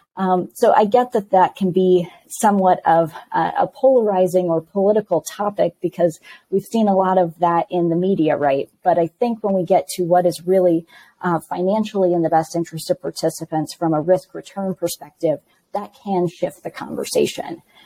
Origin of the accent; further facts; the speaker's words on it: Midwest, United States; moved away; also born or lived in West Coast; I am from the Midwest originally, spent 15 years on the West Coast, and have recently made my way back to the Midwest.